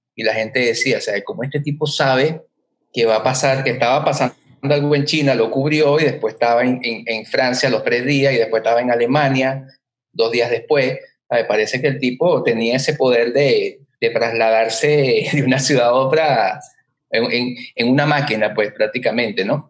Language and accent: Spanish; Caracas, Capital District, Venezuela; now in Montevideo, Uruguay; me dicen, ¿de dónde vienes? De Chacaíto de Plaza Venezuela